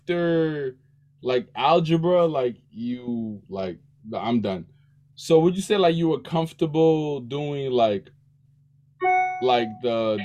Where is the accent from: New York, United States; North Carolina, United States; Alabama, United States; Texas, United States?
New York, United States; New York City; We're from Queens